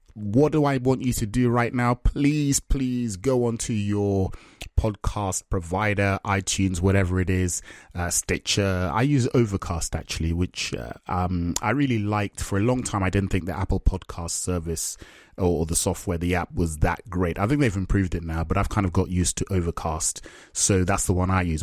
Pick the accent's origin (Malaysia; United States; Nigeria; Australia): Nigeria; now in England; I'm Nigerian.